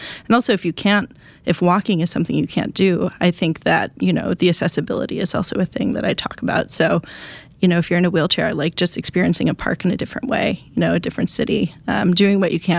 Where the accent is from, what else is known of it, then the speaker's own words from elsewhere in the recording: Wisconsin, United States; I'm trying to think, I'm from Wisconsin.